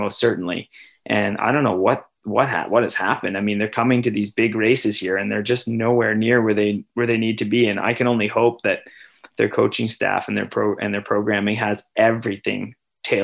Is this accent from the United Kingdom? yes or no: no; Canada; I'm Canadian